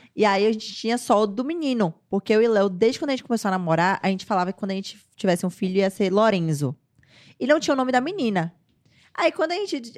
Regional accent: Salvador, Bahia, Brazil; eu nasci em Salvador, sou baiana. Nascida e criada em Salvador.

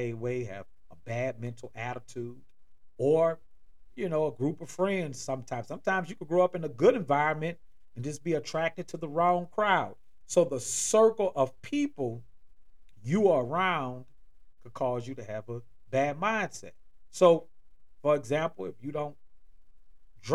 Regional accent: New Orleans, Louisiana, United States; moved away as an adult; now in Atlanta, United States; I'm originally from and born in New Orleans, Louisiana

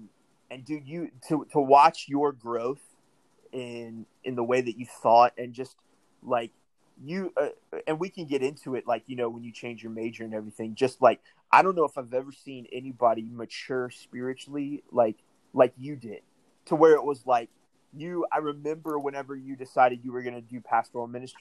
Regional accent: De Soto, Missouri, United States; I grew up with here in Missouri

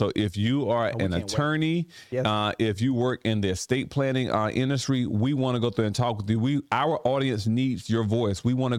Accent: Sparta, Georgia, United States; also born or lived in Millsville; And Sparta's our hometown. We love Sparta. Right. We love Sparta a lot. We were raised and born in Millsville, raised in Sparta as well.

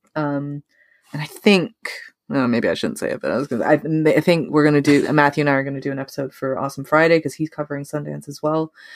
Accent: Canada; we're Canadian

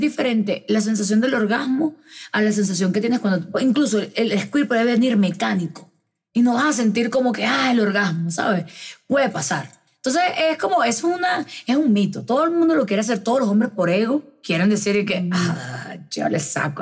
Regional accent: Venezuela; now in Medellín, Colombia; yo soy venezolana, que estoy acá sola

